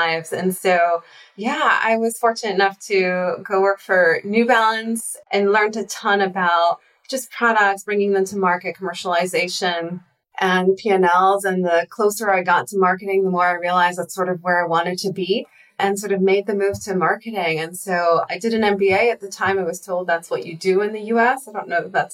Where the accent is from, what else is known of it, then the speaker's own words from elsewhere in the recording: Israel; moved away; I'm actually originally from Israel. I spent 2 years in the intelligence force there